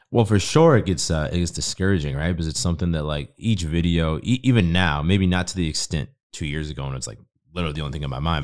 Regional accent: Boston, Massachusetts, United States; moved away as an adult; also born or lived in Spain; now in Austin, United States; I grew up in Boston

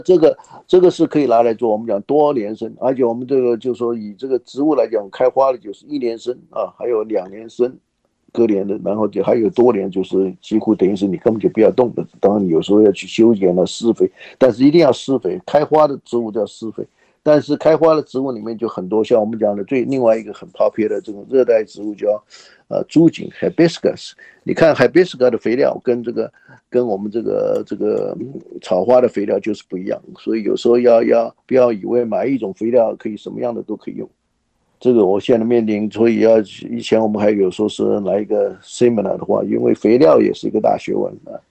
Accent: Taiwan; now in Houston, United States; 我是在台湾呢，受教育长大的

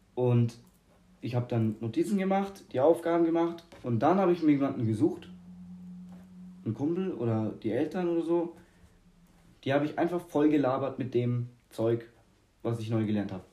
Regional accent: Germany; ich so als Deutscher

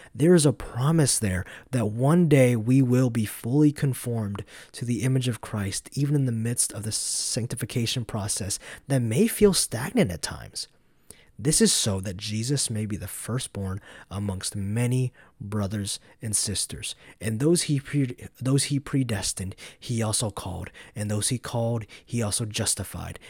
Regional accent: Georgia, United States; now in Madison, Wisconsin, United States; I'm from Georgia.

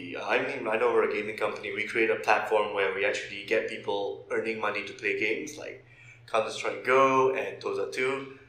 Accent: Malaysia; because I'm from Malaysia

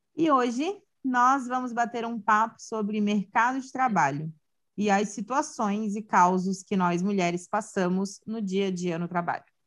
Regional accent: Santa Catarina, Brazil; sou de Santa Catarina

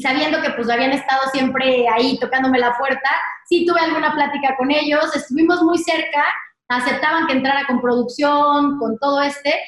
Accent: Querétaro, Mexico; now in Mexico City, Mexico; nos fuimos a vivir a Querétaro

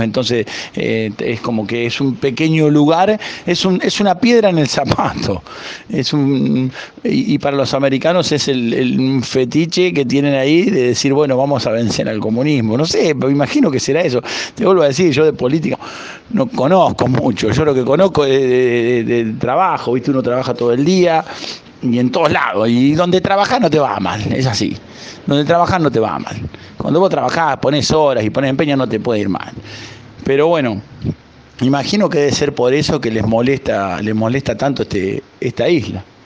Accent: Huinca Renancó, Córdoba, Argentina; also born or lived in Málaga, Spain; now in Isla de la Juventud, Cuba; Yo soy oriundo de Huincarnancó, provincia de Córdoba, al sur de Córdoba.

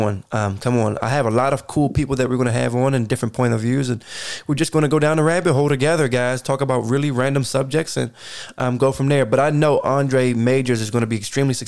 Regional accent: Baltimore, Maryland, United States; moved away as an adult; now in Atlanta, United States; for me growing up in Baltimore

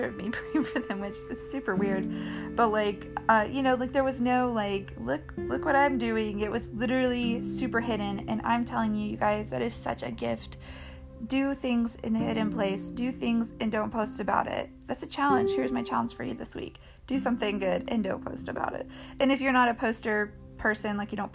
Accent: Colorado, United States; I grew up in Colorado, so like I spent all my time as a kid outside climbing rocks

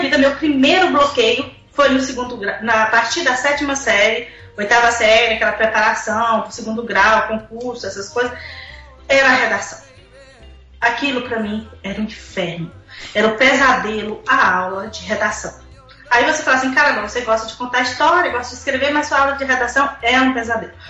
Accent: Northeast Region, Brazil; moved away as an adult; eu sou do Nordeste

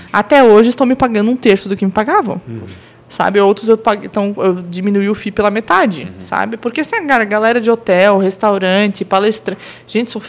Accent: Blumenau, Santa Catarina, Brazil; Eu sou de Blumenau, sou blumenauense, mas eu passei 10 anos fora

